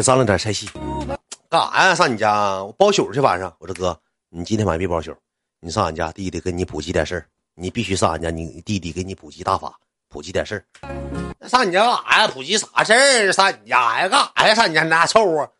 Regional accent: Qitaihe, Heilongjiang, China; 我跳到茄子河区里上高中

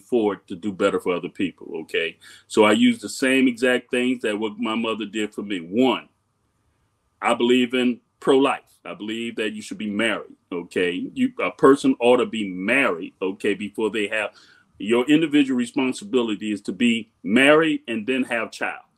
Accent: Miami, Florida, United States; Growing up in Miami

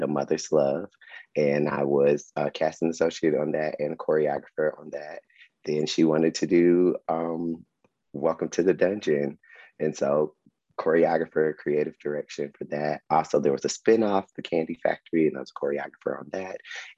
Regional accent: Atlanta, Georgia, United States; and I was from Atlanta, so I could really I knew the little pockets of places where to like hang out

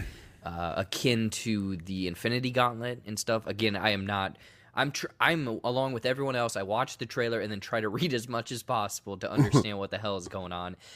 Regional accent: United States; I'm American

